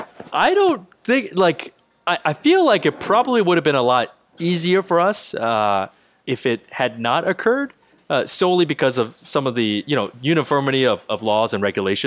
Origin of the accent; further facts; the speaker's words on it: New Jersey, United States; also born or lived in Ohio, United States / Baltimore, United States; I did. So I grew up in Central Jersey. So my parents immigrated to the U.S. from Taiwan.